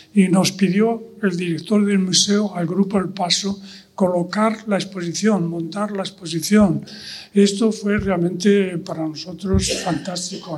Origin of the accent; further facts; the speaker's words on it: Spain; Yo mismo también, como español, como ciudadano español